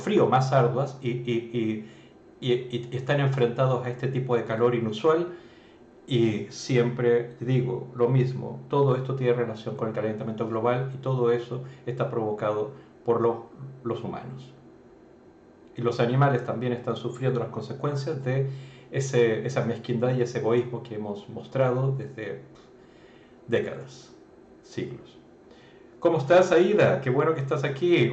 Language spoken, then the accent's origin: Spanish; Chile